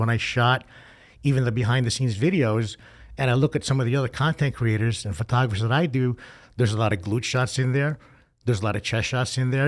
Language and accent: English; New York, United States; moved away; I'm originally from New York